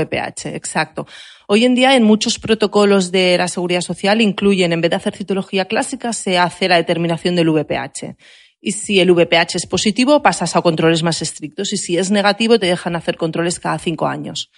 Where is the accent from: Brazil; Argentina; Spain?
Spain; Barcelona, Catalonia; yo que soy de Barcelona